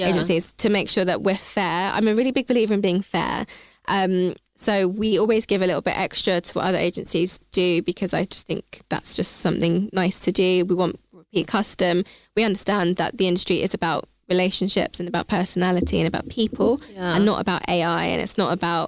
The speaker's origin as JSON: {"language": "English", "area": "Hertfordshire", "region": "East of England", "country": "United Kingdom", "tie": "born or raised there", "said": "I grew up in Hertfordshire and I went to university with pretty much all white people."}